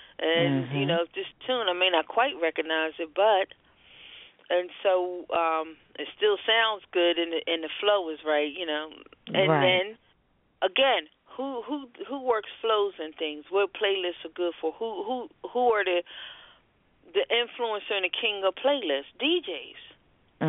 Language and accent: English; Philadelphia, Pennsylvania, United States; I am born and raised Philadelphia, whether I sound like it or not